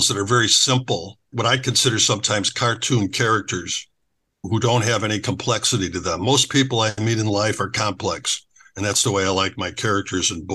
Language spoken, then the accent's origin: English; Chicago, Illinois, United States; moved away as an adult; now in Sarasota, United States; I grew up in Chicago.